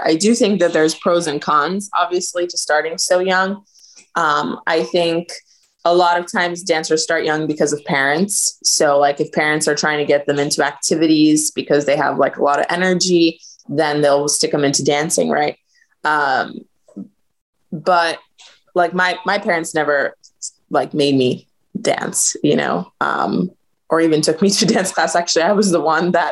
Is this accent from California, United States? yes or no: no; Sarasota, Florida, United States; also born or lived in Albania / New York; Grew up in actually Sarasota, Florida, where I am back now.